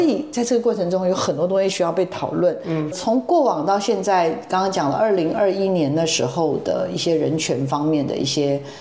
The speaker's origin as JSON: {"language": "Chinese", "region": "Miaoli County", "country": "Taiwan", "tie": "born or raised there", "said": "国小是在苗栗，哎呦，我的家乡呢"}